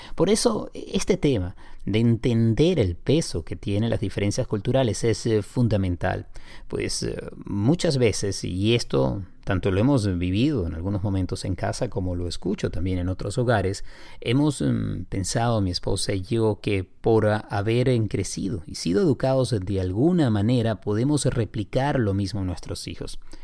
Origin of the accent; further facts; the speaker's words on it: Venezuela; accent: Venezuelan; moved away as an adult; now in Miami, United States; Gabriela y yo somos venezolanos